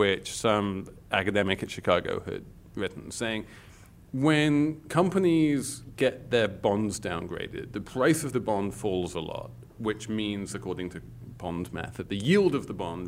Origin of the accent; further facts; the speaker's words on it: England, United Kingdom; moved away; I'm English